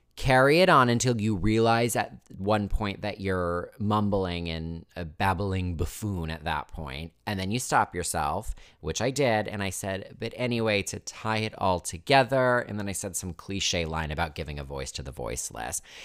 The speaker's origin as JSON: {"language": "English", "region": "Connecticut", "country": "United States", "tie": "born or raised there", "said": "I grew up in Connecticut, but fun fact, didn't really spend much time in Hartford because I have lived on the coast my whole life."}